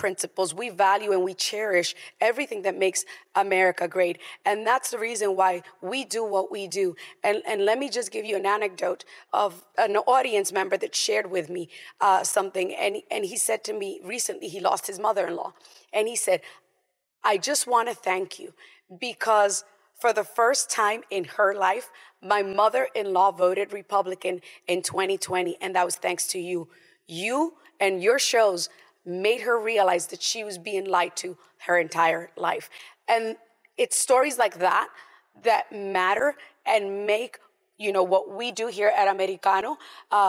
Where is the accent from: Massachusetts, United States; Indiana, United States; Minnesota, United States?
Massachusetts, United States; Boston; moved away; also born or lived in Puerto Rico; I grew up in Boston